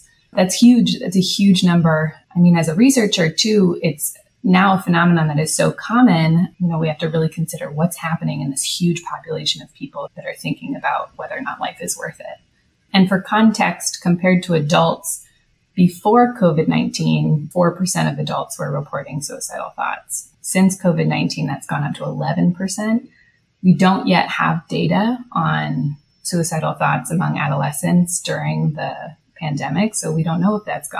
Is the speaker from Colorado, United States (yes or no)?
no; Palo Alto, California, United States; I'm also a local, so I'm from Palo Alto. I went to Gunn High School